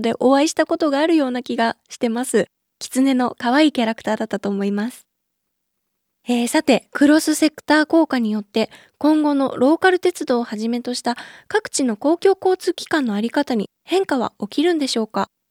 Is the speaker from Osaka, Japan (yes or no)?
no; Chiba, Japan; 私千葉県なんですけれども